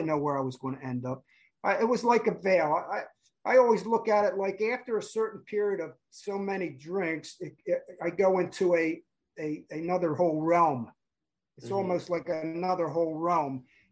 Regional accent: New Jersey, United States; now in California, United States; I grew up in South Jersey.

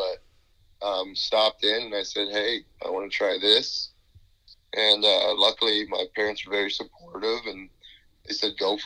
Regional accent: Las Vegas, Nevada, United States; moved away as an adult; now in Arizona, United States; When I was growing up in Vegas

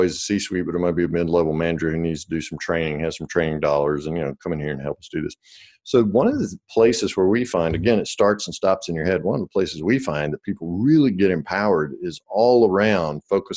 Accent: the South, United States; I'm from the South, so we say cussing out

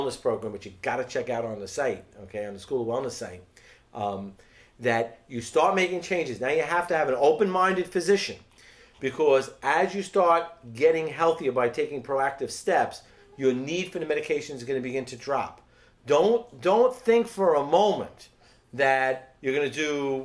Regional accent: New York City, New York, United States; I'm born and raised in the Bronx

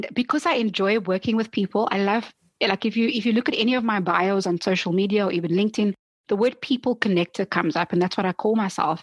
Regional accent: South Africa; as a South African, you know, also growing up in a time where people look to South Africa

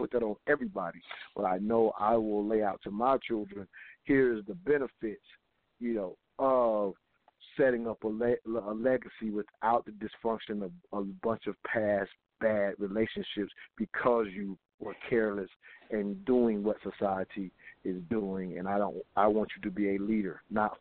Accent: the South, United States; we were raised in the South

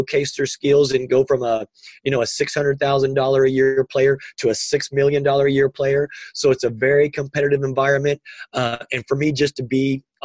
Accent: Indiana, United States; I'm from Indiana

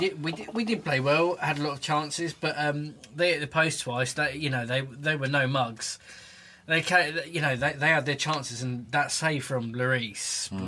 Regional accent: Milton Keynes, South East England, United Kingdom; I'm from Milton Keynes.

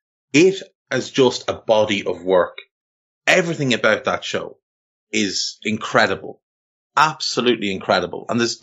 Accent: Navan, Leinster, Ireland; You're right though, like when you mentioned growing up in Ireland in the, I was born in 82, so I grew up in the 80s and into the 90s. And, you know, in Navan, where we're both from

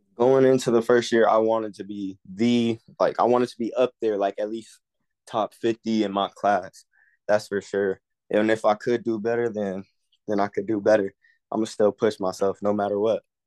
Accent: California, United States; I'm from California, I'm class of twenty-five, I'm a corner.

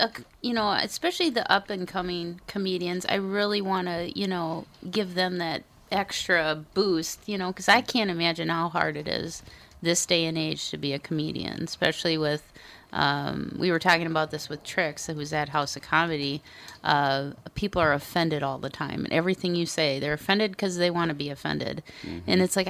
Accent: Minnesota, United States; I'm a Minnesotan.

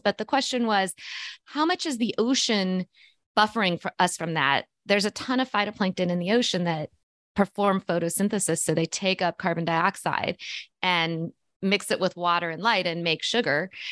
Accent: Missouri, United States; born or raised there

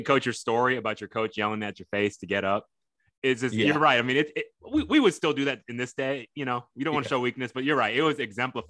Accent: Fort Bend, Texas, United States; I went to Fort Bend Austin

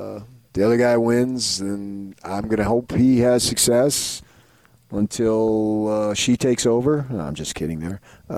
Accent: New Jersey, United States; now in Utah, United States; I've come to know and love Idaho a lot more than I ever would have thought of growing up in New Jersey.

